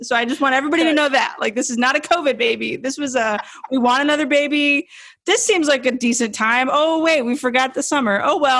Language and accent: English; Lake Charles, Louisiana, United States; Born and raised at the Memorial Hospital, same place my daughter will be, you know, both of them will have been born.